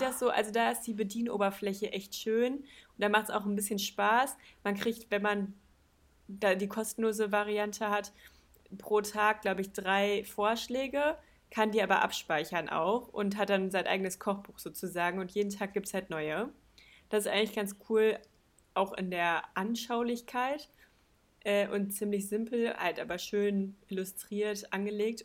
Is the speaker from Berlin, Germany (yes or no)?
no; Balve, North Rhine-Westphalia, Germany; bei uns in Balve